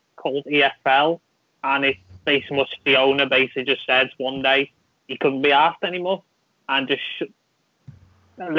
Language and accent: English; Liverpool, North West England, United Kingdom; I'm from Liverpool, but I live in the north end of the city.